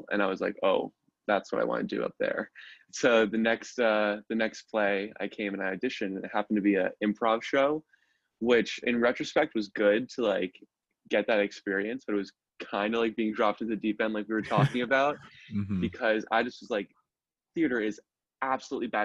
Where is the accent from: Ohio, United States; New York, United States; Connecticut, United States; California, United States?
Connecticut, United States; Norwalk; moved away; I'm from Norwalk, Connecticut